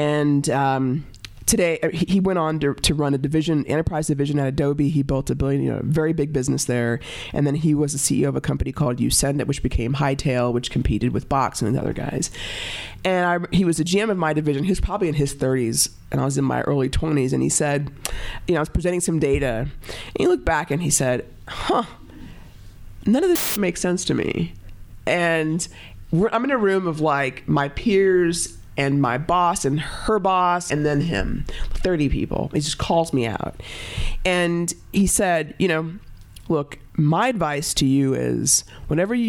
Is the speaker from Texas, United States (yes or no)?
yes; Dallas, Texas, United States; now in Boulder, United States; I grew up in Dallas